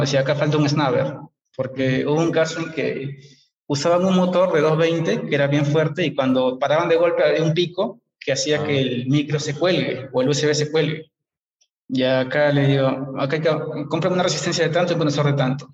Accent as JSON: {"language": "Spanish", "country": "Peru", "also_born_or_lived": "England"}